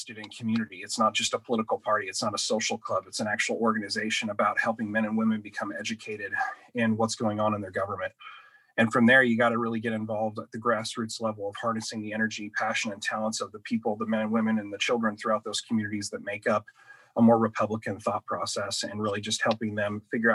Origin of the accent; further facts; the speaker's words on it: Douglas County, Southwest Oregon, United States; growing up in the Douglas County, Southwest Oregon region